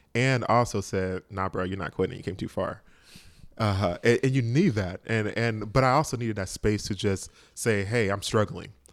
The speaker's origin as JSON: {"language": "English", "region": "Georgia", "country": "United States", "also_born_or_lived": "Boston", "moved": "as an adult", "said": "I'm from Georgia"}